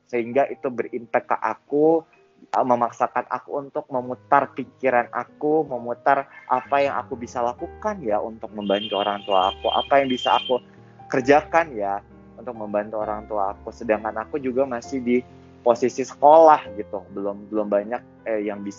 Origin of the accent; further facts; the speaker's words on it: Medan, North Sumatra, Indonesia; moved away as an adult; now in Jakarta, Indonesia; Aku berasal dari Medan anyway.